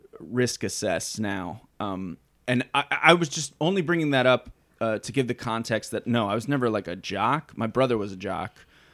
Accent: Cleveland, Ohio, United States; moved away; I am from Cleveland.

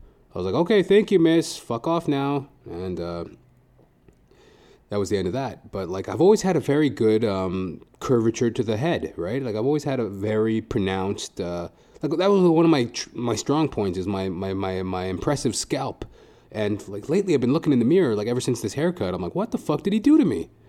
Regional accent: Trinidad & Tobago; So, like, we love animals and shit, you know. And we're both Trinidadian.

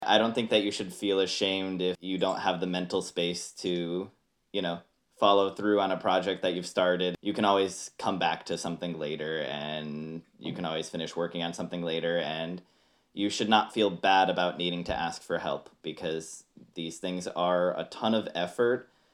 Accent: Connecticut, United States; moved away as an adult; now in Seattle, United States; I live in Seattle right now. I'm originally from Connecticut, uh, and I, I moved here about three years ago

